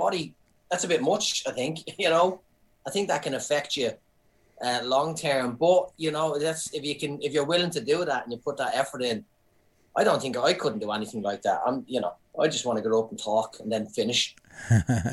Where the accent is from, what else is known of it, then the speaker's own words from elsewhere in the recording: Ireland; moved away as an adult; now in New Zealand; I'm Irish